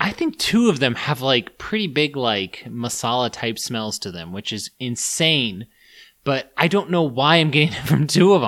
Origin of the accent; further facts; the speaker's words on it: United States; I was born in the States